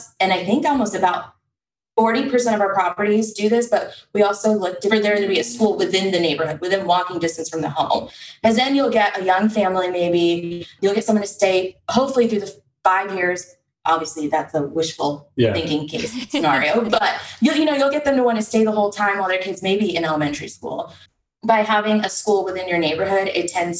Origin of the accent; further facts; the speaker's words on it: Texas, United States; we're from Texas